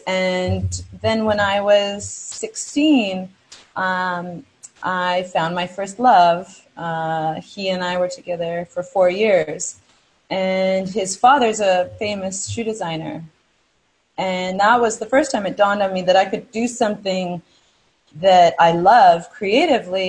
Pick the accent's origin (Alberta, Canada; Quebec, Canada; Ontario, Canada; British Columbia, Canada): British Columbia, Canada; Vancouver; I was born in Vancouver, Canada, to an incredibly loving family.